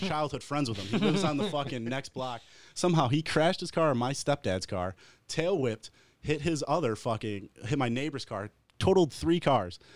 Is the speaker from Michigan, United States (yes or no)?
yes; Wyandotte, Michigan, United States; from my hometown